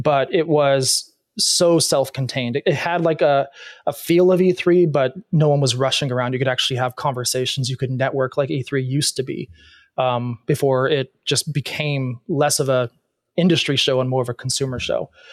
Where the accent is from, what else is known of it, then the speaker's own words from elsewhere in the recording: Arizona, United States; I'm originally from Arizona